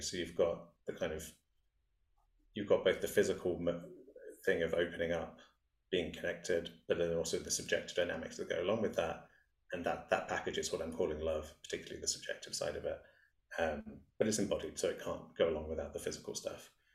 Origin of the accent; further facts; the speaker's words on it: England, United Kingdom; growing up in England